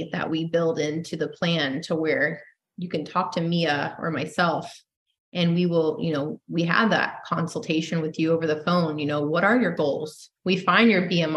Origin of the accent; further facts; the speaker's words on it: Tampa, Florida, United States; I'm a typical Tampa, you know, native